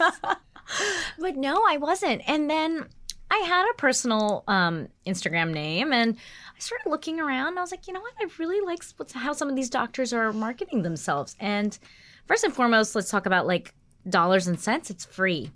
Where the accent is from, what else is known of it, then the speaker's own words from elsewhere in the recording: North Carolina, United States; also born or lived in New York / Washington, D.C.; now in New Jersey, United States; I was born in New York, and then I moved when I was very young to North Carolina, and I was raised there